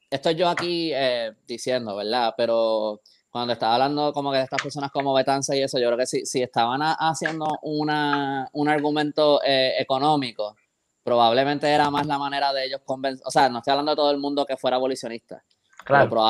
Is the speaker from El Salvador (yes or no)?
no; Puerto Rico; born there; esta isla que yo quiero tanto, donde yo nací y todo esto, y está practicando esto contra otros puertorriqueños